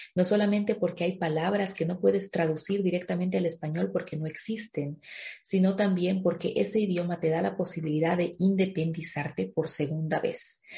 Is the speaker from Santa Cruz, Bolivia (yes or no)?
no; La Paz, Bolivia; moved away as an adult; also born or lived in Stuttgart, Germany; now in Germany; Yo viví ese duelo migratorio en mi país, Bolivia antes de llegar a Alemania